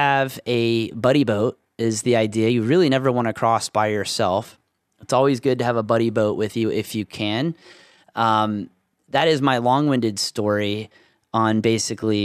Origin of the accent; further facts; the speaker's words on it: Jupiter, Florida, United States; now in Central Illinois, United States; in my Florida days, there was weekends where we would take a boat from Jupiter, Florida, the Jupiter Inlet